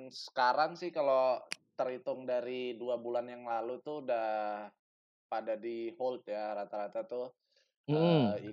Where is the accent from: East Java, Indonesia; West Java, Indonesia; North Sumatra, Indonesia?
North Sumatra, Indonesia; Medan; now in Jakarta, Indonesia; Dulu ya besarnya di Medan, kecilnya